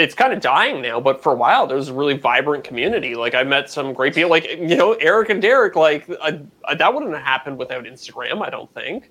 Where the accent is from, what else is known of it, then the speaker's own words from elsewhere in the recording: Canada; I'm a Canadian